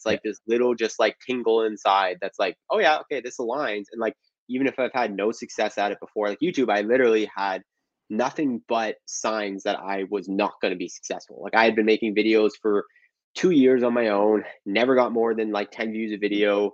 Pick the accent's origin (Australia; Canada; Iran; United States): Canada; as a Canadian